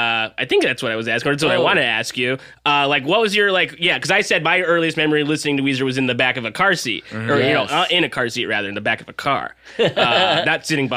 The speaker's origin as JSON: {"language": "English", "region": "Southern California", "country": "United States", "said": "I'm from Southern California."}